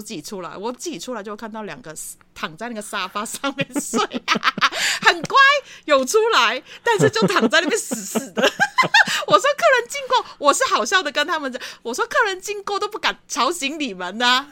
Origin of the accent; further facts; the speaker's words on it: Hong Kong; moved away as an adult; now in Taitung, Taiwan; 我自己毕竟在香港长大的